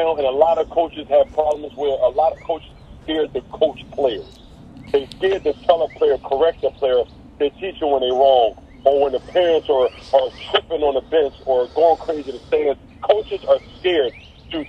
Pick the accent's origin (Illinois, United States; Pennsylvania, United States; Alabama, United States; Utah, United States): Pennsylvania, United States; Philadelphia; I'm born and raised in Philadelphia